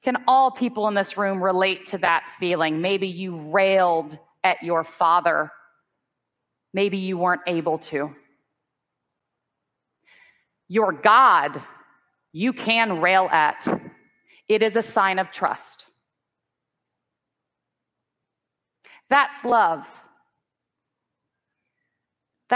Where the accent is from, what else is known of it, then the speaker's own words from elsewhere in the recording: the South, United States; where I grew up in the South, I didn't see very many kind examples of the Christian tradition